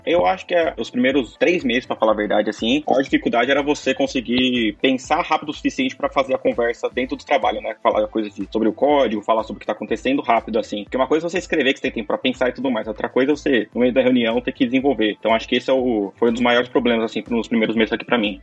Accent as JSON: {"language": "Portuguese", "town": "Santo André", "region": "São Paulo", "country": "Brazil", "moved": "as an adult", "lives_now": "Tallinn, Estonia", "said": "Eu sou de São Paulo, mais especificamente de Santo André, ABC paulista."}